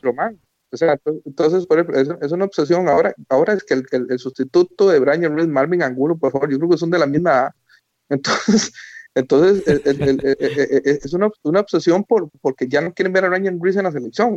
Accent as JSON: {"language": "Spanish", "country": "Costa Rica"}